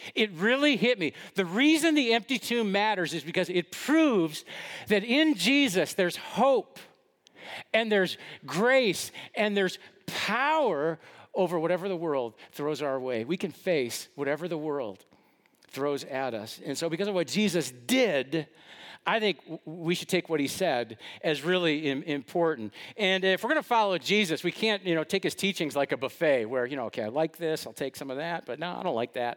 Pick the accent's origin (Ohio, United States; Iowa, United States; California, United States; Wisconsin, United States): Wisconsin, United States; West Allis; I grew up in West Dallas and went to a lot of Brewer games at the old county stadium